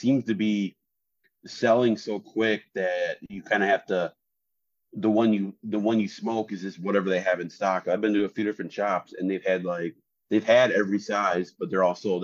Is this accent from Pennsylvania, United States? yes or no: no; Wisconsin, United States; moved away; I'm from Wisconsin, so it was a big change when I moved down here